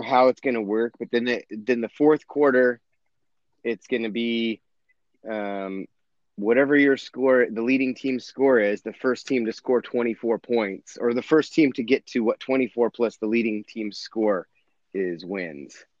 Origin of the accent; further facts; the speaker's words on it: Oregon, United States; I'm from Oregon